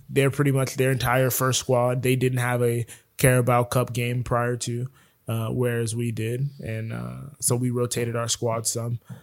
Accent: Broward County, Florida, United States; moved away; I'm from Broward

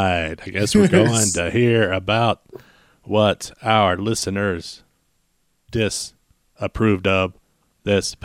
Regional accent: Texas, United States; now in Colorado, United States; We are all from Texas. We are in Colorado

